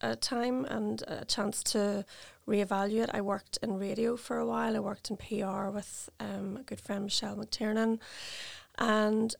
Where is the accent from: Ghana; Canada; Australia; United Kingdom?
United Kingdom; Belfast, Northern Ireland; moved away as an adult; also born or lived in South West England; I'm born and bred in Belfast